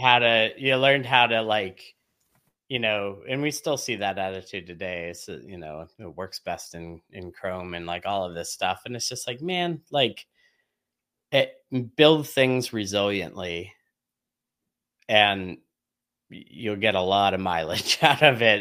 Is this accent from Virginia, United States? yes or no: no; Oil City, Pennsylvania, United States; It all began in a small town called Oil City, Pennsylvania